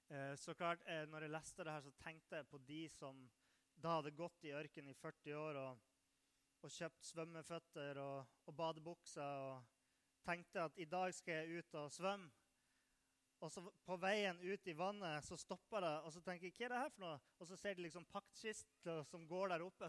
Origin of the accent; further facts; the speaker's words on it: Nordland, Norway; moved away; Jeg kommer fra Nordland